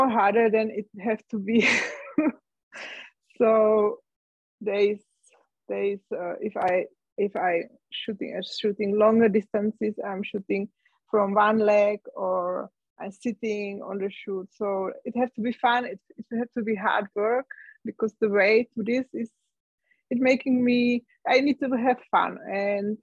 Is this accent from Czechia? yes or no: yes; Czechia; English is a second language; moved away as an adult; also born or lived in Germany; now in Austria; my home country, to Czech Republic